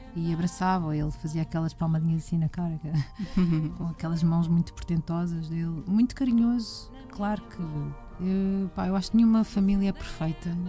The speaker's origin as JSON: {"language": "Portuguese", "country": "Portugal", "said": "nos falta a nós como portugueses"}